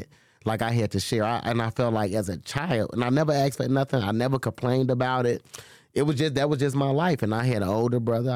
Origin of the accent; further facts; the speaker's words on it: Chicago, Illinois, United States; I grew up in Humboldt Park. So... growing up over there, you know, that was a Hispanic community.